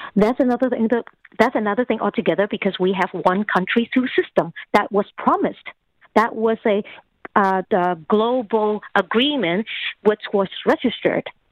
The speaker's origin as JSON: {"language": "English", "country": "Canada", "said": "certain values that we have as Canadian"}